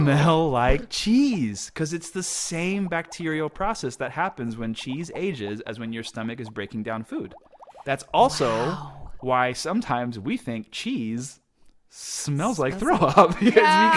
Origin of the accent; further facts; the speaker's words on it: Houston, Texas, United States; I grew up in Houston, or right outside of Houston